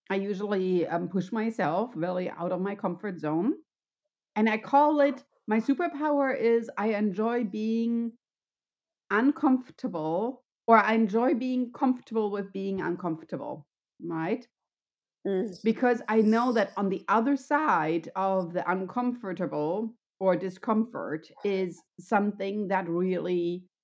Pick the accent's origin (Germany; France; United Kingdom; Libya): Germany; English is a second language; moved away as an adult; also born or lived in California, United States; now in San Luis Obispo, United States; growing up in Germany